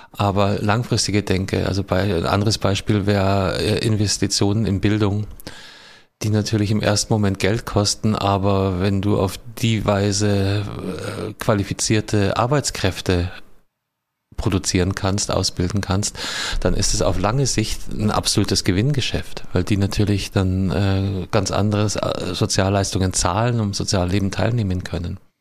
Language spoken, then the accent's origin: German; Munich, Bavaria, Germany; wo ich aufgewachsen bin. In München-Giesing